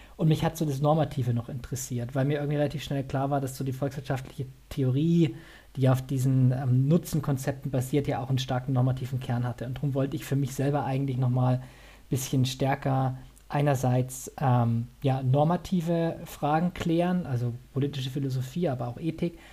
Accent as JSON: {"language": "German", "region": "Bavaria", "country": "Germany", "tie": "born or raised there", "also_born_or_lived": "Saxony", "said": "ich bin eigentlich äh, gebürtiger Sachse, bin aber dann so zur Einschulung nach Bayern gezogen. Ich bin also eher süddeutsch sozialisiert"}